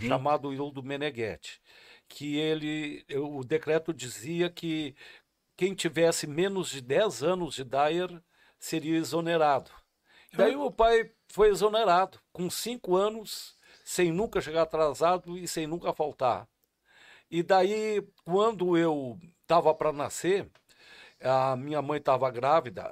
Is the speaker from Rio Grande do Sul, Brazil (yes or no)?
yes; Taquara, Rio Grande do Sul, Brazil; also born or lived in Rio Pardo; eu sou nascido em Taquara e tenho o maior carinho por Rio Pardo também, por ser registrado lá nessa terra tão querida